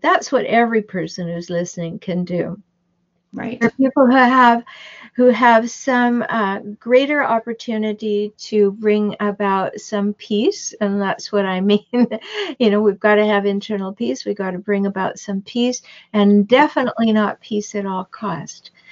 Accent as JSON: {"language": "English", "country": "Canada", "tie": "born or raised there", "moved": "yes", "lives_now": "United States", "said": "I'm Canadian. I have dual citizenship now. I live in the United States. But back in Canada, when I was a child"}